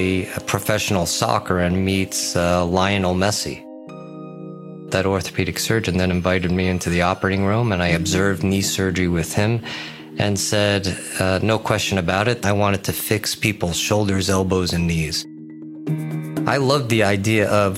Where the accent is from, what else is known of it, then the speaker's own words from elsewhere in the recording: Long Island, New York, United States; I grew up in Long Island